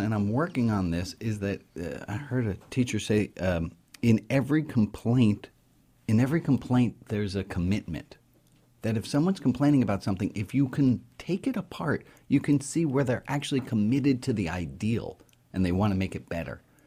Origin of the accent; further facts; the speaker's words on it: New York City, New York, United States; I grew up in New York City to a v, a progressive, liberal Jewish family.